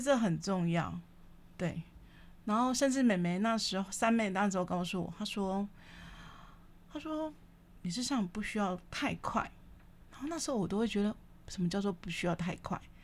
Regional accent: Kaohsiung, Taiwan; 因为我是高雄人

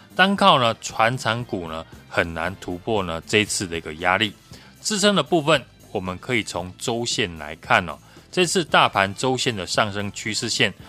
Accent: Taiwan; 我们台湾人民的防疫意识呢是非常强的

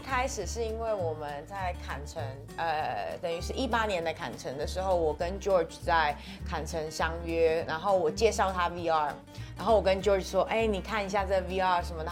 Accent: Taiwan

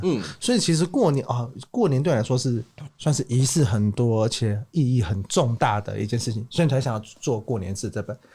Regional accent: Kaohsiung, Taiwan; moved away as an adult; now in Taipei, Taiwan; 我， 我高雄人

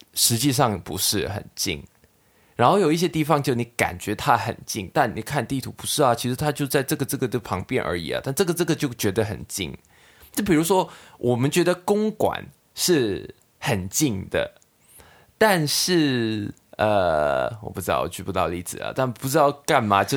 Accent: Hong Kong; Chinese is a second language; moved away as an adult; now in Taiwan; 我们两个作为香港人来到台湾

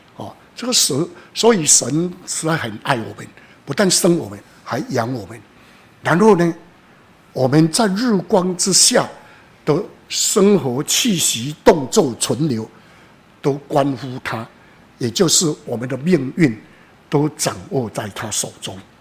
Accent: Taiwan; 好比我们台湾人最喜欢拜的妈祖、关公，或是玄天上帝

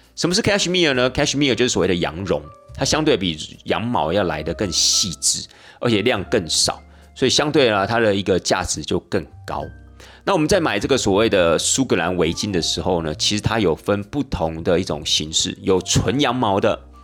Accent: Taiwan; 那我们台湾人呢，就把它。简称为叫所谓的剑桥包

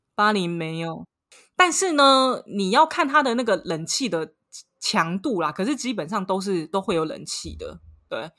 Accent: Taiwan; now in Paris, France; 身为一个台湾人

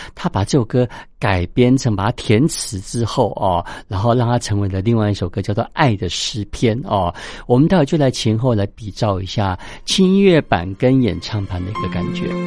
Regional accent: Taiwan; 我们台湾人

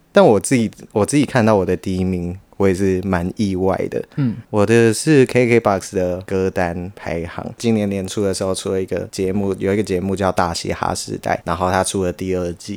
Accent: Kaohsiung, Taiwan; moved away as an adult; also born or lived in Taipei; 我们都是高雄人，所以我们都是在台北租房子

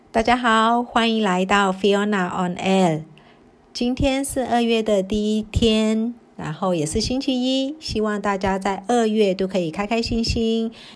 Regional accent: Myanmar; 那这也是我们缅甸人在表述的时候，其实我们真的很少会直接讲重点

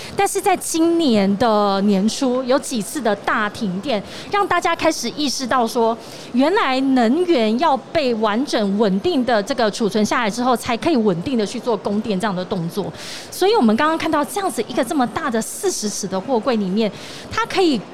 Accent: Tainan, Taiwan; moved away; also born or lived in northern Taiwan; 我从北部回到台南

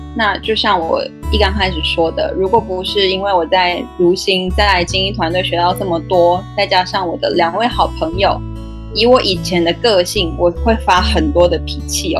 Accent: Taichung, Taiwan; moved away as an adult; also born or lived in Taipei; 其实我是台中人，那因为朋友的关系，因缘际会之下，几年前就到台北去工作

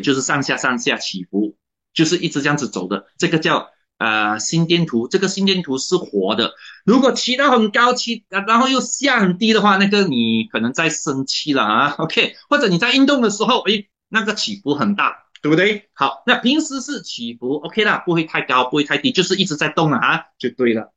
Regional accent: Malaysia; 我是马来西亚的华人啊

